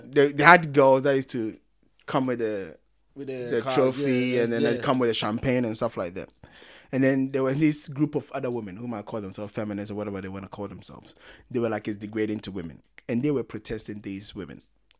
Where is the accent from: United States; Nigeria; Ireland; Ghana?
Ghana; because I'm Ghanaian.